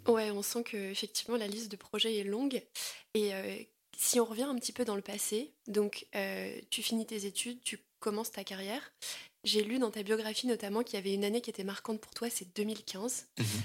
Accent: Aisne, Hauts-de-France, France; j'ai grandi dans l'Aisne

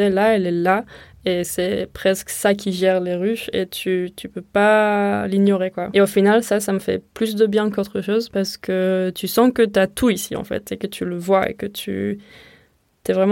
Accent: Israel; French is a second language; now in Marseille, France; de ce que j'ai vu so far et les endroits où j'ai pu vivre en dehors de ma ville natale en Israël, Marseille, c'est vraiment le lieu où je me sens le plus à la maison

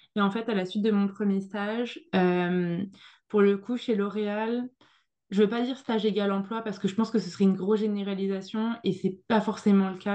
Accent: France; moved away as an adult; now in Montreal, Canada; J'étais, j'étais la petite française, je débarquais, j'avais pas le même accent

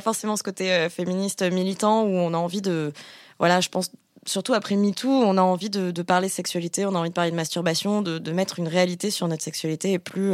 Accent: Bordeaux, Nouvelle-Aquitaine, France; je suis bordelaise, donc je dis chocolatine

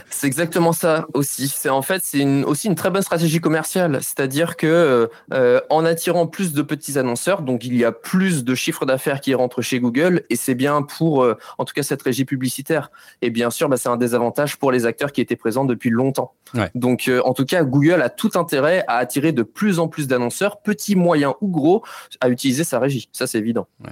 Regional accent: Nantes, Pays de la Loire, France; je viens de Nantes

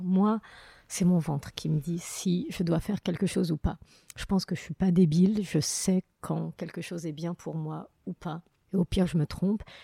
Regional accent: Morocco; now in France; très belle enfance, avec que des bons souvenirs du Maroc

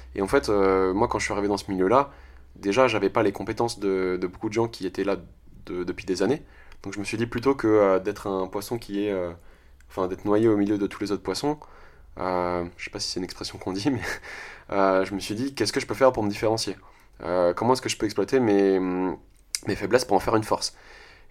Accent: France; je suis français

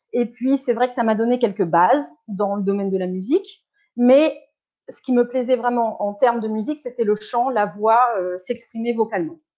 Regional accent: Bordeaux, Nouvelle-Aquitaine, France; first language French; moved away as an adult; also born or lived in Caen, Calvados, Normandy; now in Zurich, Switzerland; quand j'ai eu sept ans, ils ont déménagé sur Bordeaux et moi, quand je, quand je vais à l'étranger ou quand je rencontre des gens, je dis que je suis bordelaise. Enfin, voilà, j'ai grandi à Bordeaux

